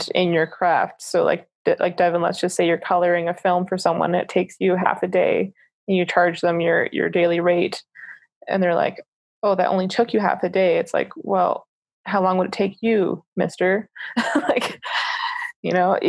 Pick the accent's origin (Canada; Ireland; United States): Canada; also born or lived in Toronto / Calgary, Alberta; as Canadian filmmakers